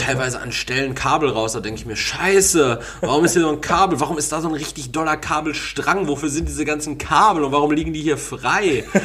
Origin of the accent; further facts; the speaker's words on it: Essen, North Rhine-Westphalia, Germany; Ich bin aus Essen